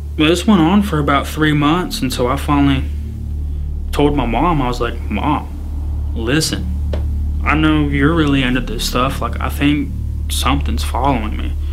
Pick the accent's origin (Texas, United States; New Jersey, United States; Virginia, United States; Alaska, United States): Texas, United States; Pampa; I lived in Pampa, Texas. That was my hometown.